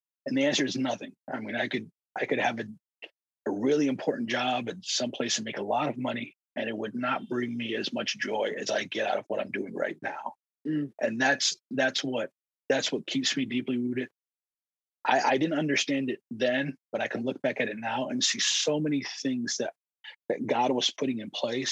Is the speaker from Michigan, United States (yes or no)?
yes; Detroit, Michigan, United States; also born or lived in Middle East; I grew up in Detroit. When I say I grew up in Detroit, I didn't grow up in the suburbs. I grew up in the heart of Detroit